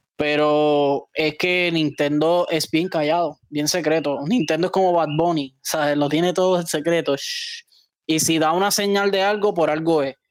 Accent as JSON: {"language": "Spanish", "country": "Puerto Rico", "said": "nosotros somos territorio de los Estados Unidos"}